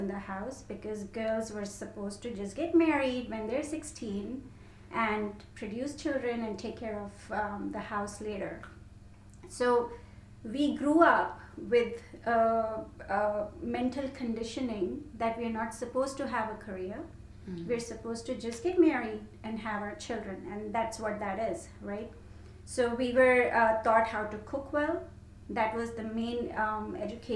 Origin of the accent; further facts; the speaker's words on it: India; moved away as an adult; also born or lived in London; I grew up in India, and I had a really big family